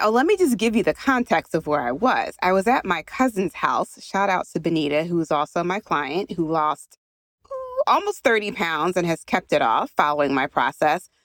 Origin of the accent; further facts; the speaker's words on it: Philadelphia, Pennsylvania, United States; I'm from Philadelphia